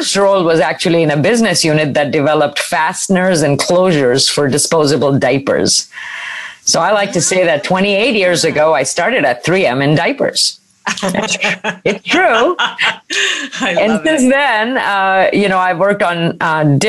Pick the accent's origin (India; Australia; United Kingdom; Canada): India; moved away as an adult; now in United States; I grew up in India, actually on the campus of a premier engineering institution.